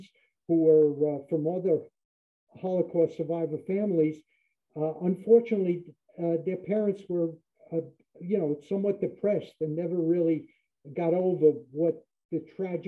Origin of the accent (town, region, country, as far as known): United States; born or raised there; also born or lived in Germany